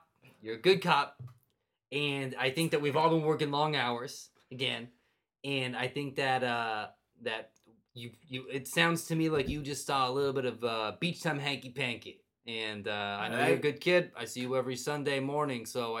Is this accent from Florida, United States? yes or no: no; Philadelphia, Pennsylvania, United States; I'm from Philadelphia. I take 4th to Maine, and then I catch a Broadway show, and I go back to my home of Philly.